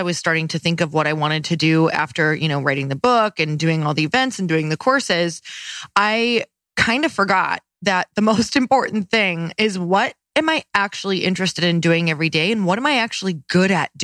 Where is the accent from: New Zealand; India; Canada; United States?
United States; Midwest; I'm from the Midwest